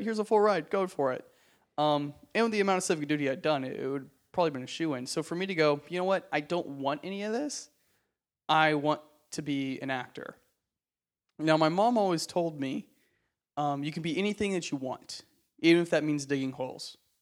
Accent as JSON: {"language": "English", "region": "Texas", "country": "United States", "tie": "born or raised there", "moved": "as an adult", "lives_now": "Los Angeles, United States"}